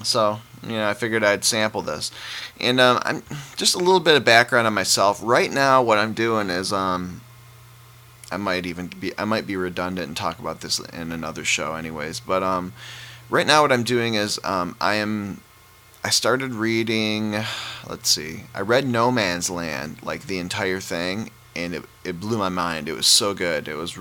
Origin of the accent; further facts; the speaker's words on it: Detroit, Michigan, United States; I'm from Detroit